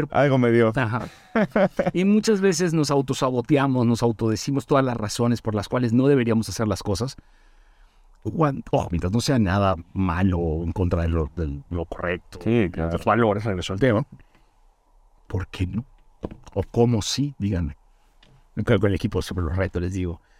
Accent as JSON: {"language": "Spanish", "town": "Mérida", "region": "Yucatán", "country": "Mexico", "said": "cuando yo me vine de Mérida a México"}